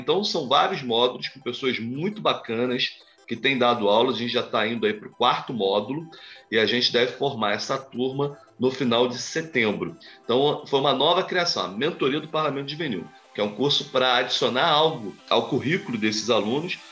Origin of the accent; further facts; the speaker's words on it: Nova Friburgo, Rio de Janeiro, Brazil; Eu sou do interior do estado, né? sou de Nova Friburgo, região serrana.